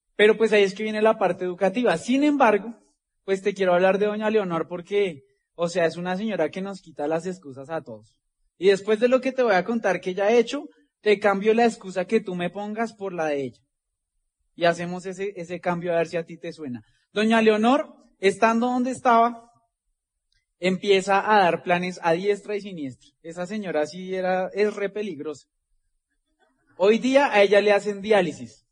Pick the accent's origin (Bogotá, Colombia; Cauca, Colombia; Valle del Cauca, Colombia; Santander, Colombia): Bogotá, Colombia; de acá venimos nosotros de Ciudad Bolívar, como le digo, de ahí llegaron mis abuelos cuando llegaron del campo. Ahí se conocieron mis papás.